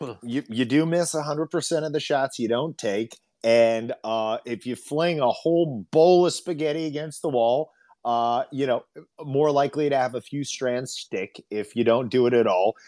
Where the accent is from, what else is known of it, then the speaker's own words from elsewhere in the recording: Indiana, United States; now in Los Angeles, United States; us being from there